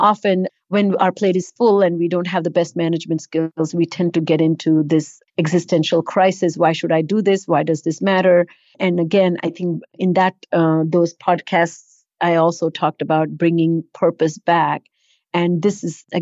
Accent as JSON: {"language": "English", "country": "India", "tie": "born or raised there", "moved": "yes", "said": "not growing up in India"}